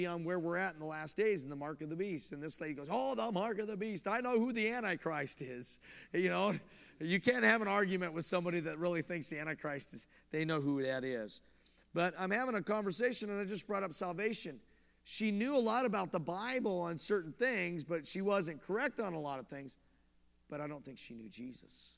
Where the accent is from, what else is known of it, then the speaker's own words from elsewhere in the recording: about 15 minutes from Boulder, Colorado, United States; moved away; I'm from Colorado. I grew up about 15 minutes from Boulder